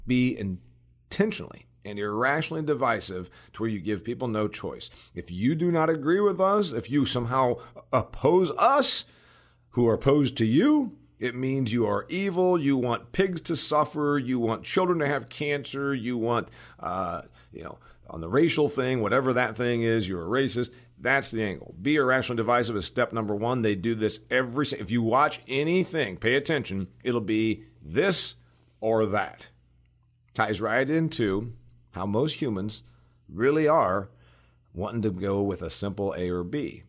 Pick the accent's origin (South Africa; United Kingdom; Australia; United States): United States; Indiana; in my home state of Indiana